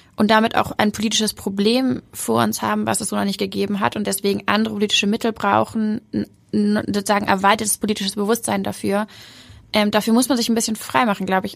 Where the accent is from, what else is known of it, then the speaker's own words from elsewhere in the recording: Hamburg, Germany; ich bin Hamburgerin, ich bin so sehr Hamburgerin